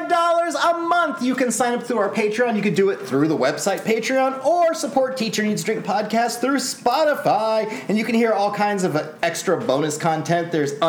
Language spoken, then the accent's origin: English; Alaska, United States; born there; now in Texas, United States; Living in Texas as long as I have, I was born in Alaska.